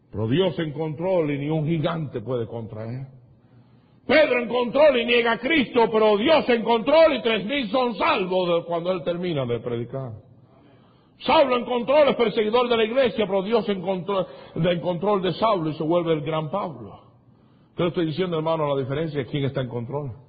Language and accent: Spanish; Cuba; moved away; yo vine de Cuba